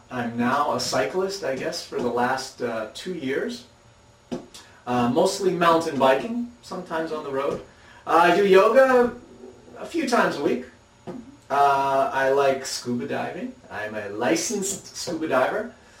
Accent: Philadelphia, Pennsylvania, United States; moved away as an adult; now in Japan; I come from Philadelphia, like I said, and I am 21 years old.

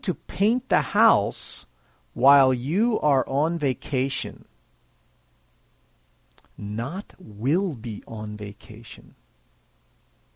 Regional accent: United States; now in Japan; I'm American, and I live in Japan.

